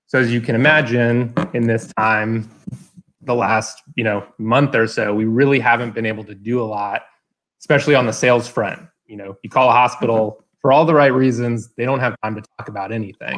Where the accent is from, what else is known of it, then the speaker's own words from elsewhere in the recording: Atlanta, Georgia, United States; I live in Atlanta, born and raised.